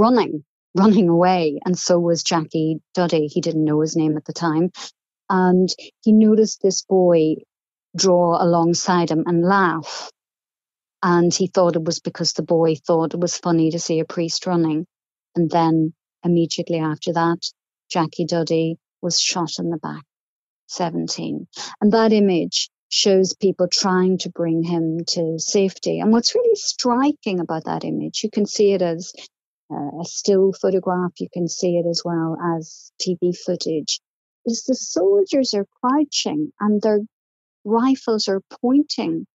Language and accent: English; Omagh, Northern Ireland, United Kingdom; He was the local bishop where I grew up in Omagh